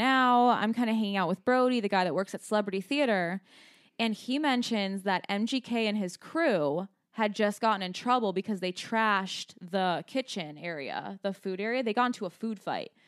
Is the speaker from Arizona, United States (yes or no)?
yes; Scottsdale, Arizona, United States; We're from Scottsdale